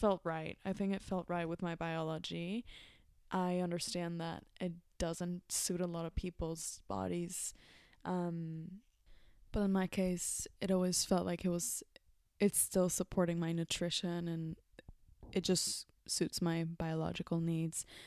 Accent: Mexico; moved away; growing up in Mexico, I would see food as, um, part of my culture

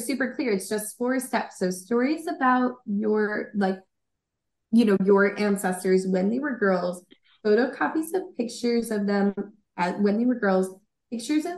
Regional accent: Long Island, New York, United States; There was a thing in my hometown library about it

